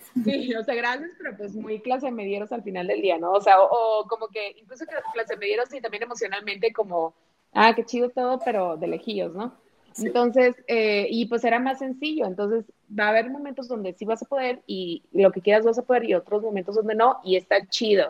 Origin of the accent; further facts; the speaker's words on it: Monterrey, Nuevo León, Mexico; now in Morelia, Mexico; soy regia, actualmente vivo en Morelia por cuestiones ahí familiares